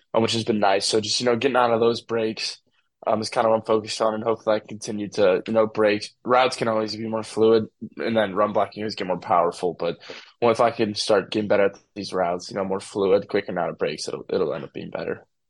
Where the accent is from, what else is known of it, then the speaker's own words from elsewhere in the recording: St. Louis, Missouri, United States; I'm from St. Louis City